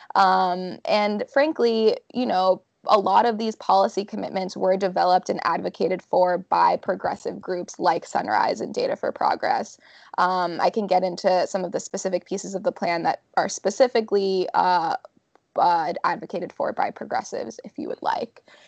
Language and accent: English; Florida, United States; moved away; I actually vote in my home state of Florida